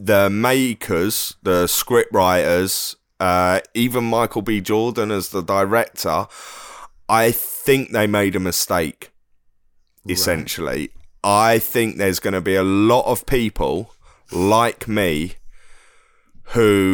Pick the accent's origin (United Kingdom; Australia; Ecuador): United Kingdom; London; accent: Cockney; I grew up in London